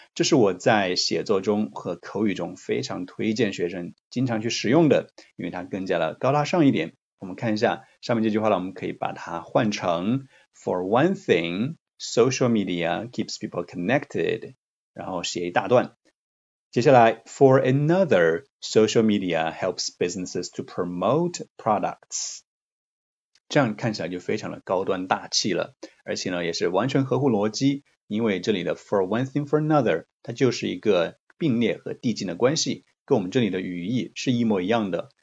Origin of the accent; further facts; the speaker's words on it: China; 我们中国人